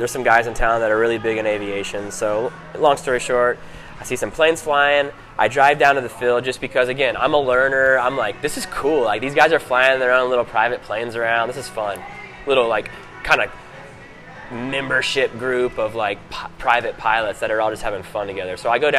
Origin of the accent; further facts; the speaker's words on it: Greenville, South Carolina, United States; also born or lived in San Francisco; I grew up in Greenville, South Carolina, and San Francisco, California. Spent a lot of time in Atlanta, Georgia.